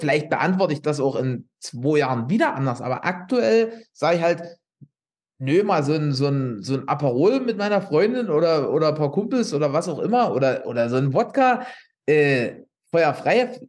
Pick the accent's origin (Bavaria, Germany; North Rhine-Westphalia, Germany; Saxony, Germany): Saxony, Germany; Upper Lusatia; ich wohne hier in der Oberlausitz